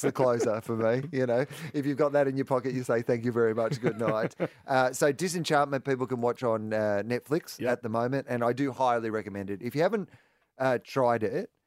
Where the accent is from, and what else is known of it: Australia